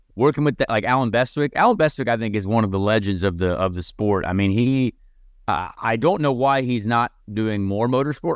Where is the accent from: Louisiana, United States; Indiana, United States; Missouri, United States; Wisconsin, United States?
Indiana, United States; Indianapolis area, United States; my hometown